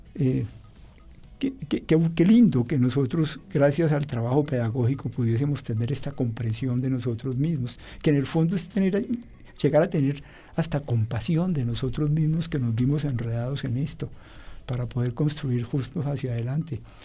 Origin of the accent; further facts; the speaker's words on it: Colombia; los colombianos